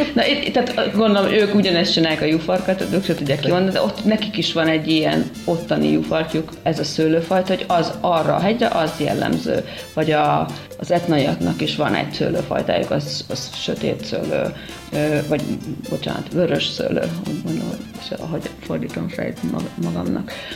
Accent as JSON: {"language": "Hungarian", "area": "Somló", "region": "Veszprém County", "country": "Hungary", "tie": "born or raised there", "said": "én somlói vagyok, tehát én somlóról származom, és ott van egy boltom, és eh, ott is nőttem fel"}